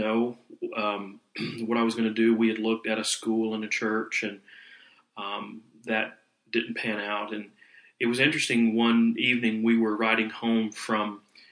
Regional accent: South Carolina, United States; I was born in North Carolina, and I was reared in South Carolina.

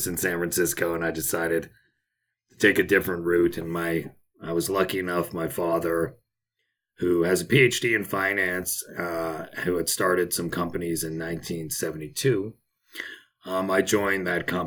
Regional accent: Toronto, Ontario, Canada; moved away as an adult; also born or lived in Montreal, Canada / New York, United States / St. Kitts; I was born in Montreal, Canada, raised in Toronto

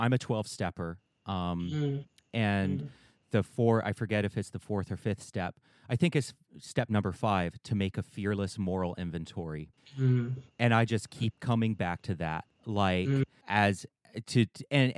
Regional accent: the American South, Southern United States, United States; I grew up in Southern white spaces where there wasn't much guilt over us owning slaves.

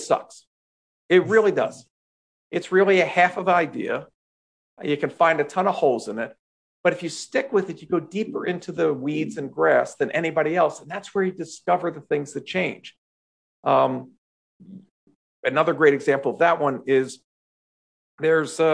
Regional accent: Philadelphia, Pennsylvania, United States; I grew up in Philadelphia, home of the Eagles football team

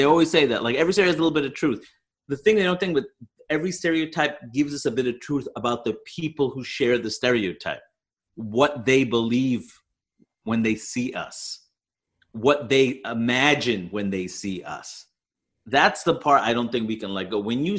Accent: Canada; I'm Canadian.

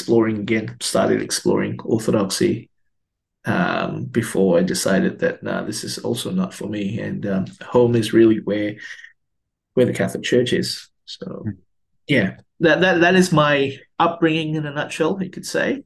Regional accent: Malaysia; now in Melbourne, Australia; I grew up in Malaysia, and I didn't grow up in Australia

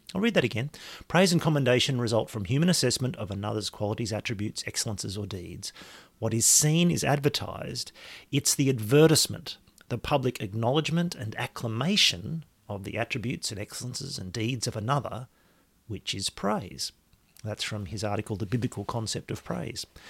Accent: Australia; I am an Australian.

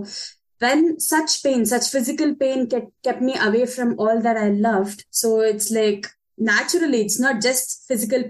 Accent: Bangalore, Karnataka, India; moved away as an adult; now in Munich, Germany; I come from the South Indian city, Bangalore

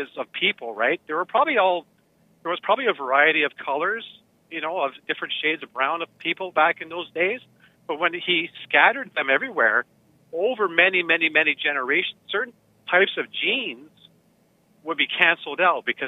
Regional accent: Ontario, Canada; I was born in Ontario

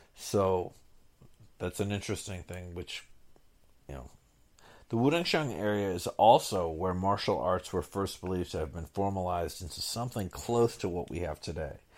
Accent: Boston, Massachusetts, United States; Boston, which I considered my hometown

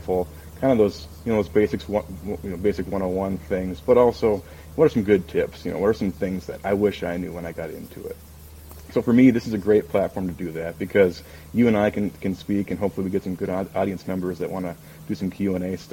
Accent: Minnesota, United States; I grew up in Minnesota

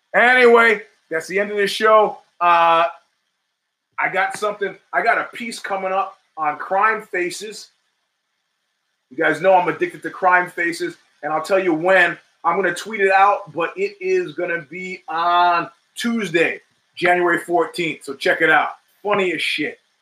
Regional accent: New York, United States; I grew up in New York in the 70s

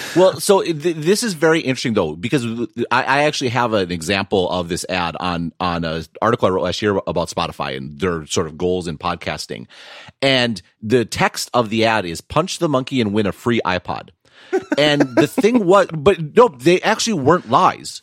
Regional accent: Wisconsin, United States; I'm from Wisconsin

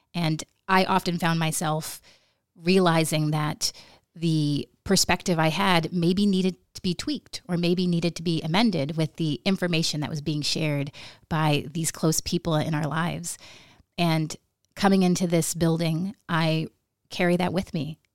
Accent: Nome, Alaska, United States; growing up in Nome

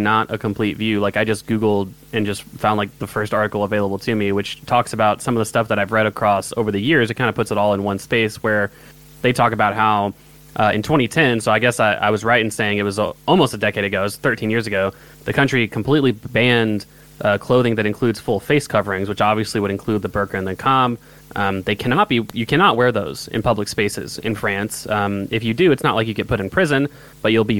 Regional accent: United States; I'm an American

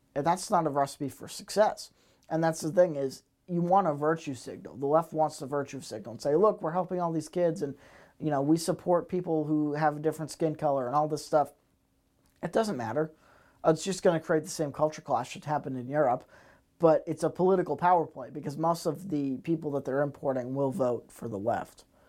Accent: United States

